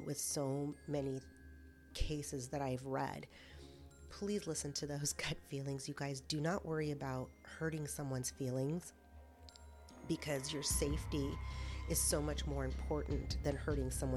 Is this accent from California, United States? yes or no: yes; California, United States; moved away; I'm originally from California